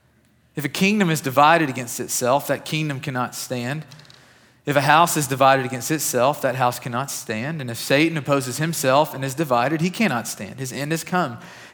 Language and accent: English; Kentucky, United States; I grew up in West Kentucky, and it felt like we had at least a tornado a year